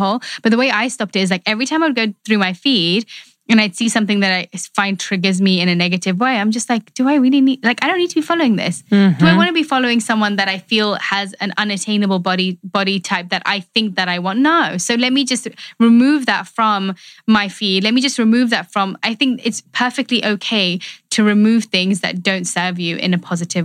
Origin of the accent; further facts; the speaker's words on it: London, United Kingdom; I grew up in London, but I have an Indian background.